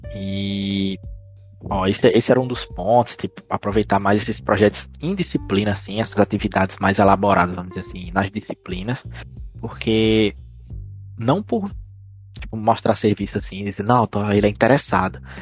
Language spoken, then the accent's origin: Portuguese; Casa Nova, Bahia, Brazil; eu não sou de Petrolina, eu sou de Casa Nova